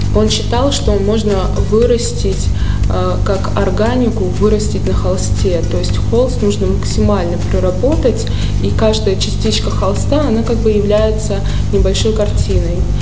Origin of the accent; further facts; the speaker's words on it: Saratov, Saratov Oblast, Russia; also born or lived in Saint Petersburg, Russia; now in Moscow, Russia; Я родилась в Саратове